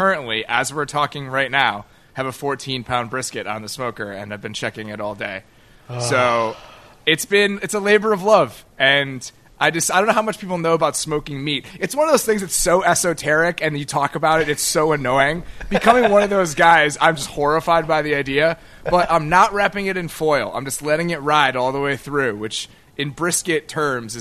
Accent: Chicago, Illinois, United States; I'm from Chicago, man. We have this whole, you know, Second City improv just culture that we live here

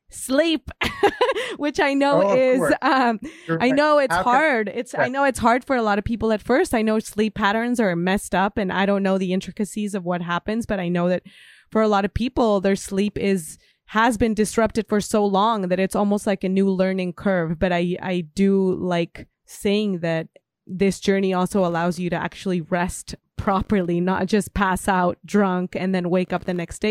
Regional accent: Guadalajara, Jalisco, Mexico; moved away; One of my first jobs ever was at a tea shop in Guadalajara in my hometown

